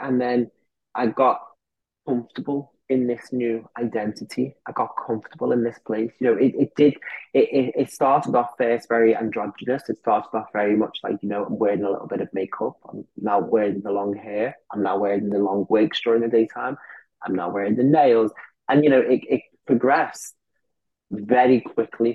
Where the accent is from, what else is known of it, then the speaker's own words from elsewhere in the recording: Liverpool, North West England, United Kingdom; I grew up in Liverpool